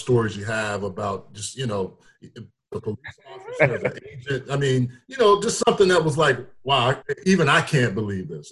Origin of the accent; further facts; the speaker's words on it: Texas, United States; growing up in Texas